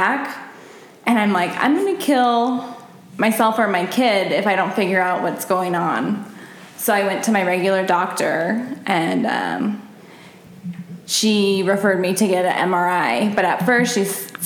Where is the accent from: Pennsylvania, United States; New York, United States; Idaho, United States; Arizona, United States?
Arizona, United States; Scottsdale; also born or lived in Omaha, Nebraska; my parents moved to Scottsdale when I was 3 years old. So I grew up in Scottsdale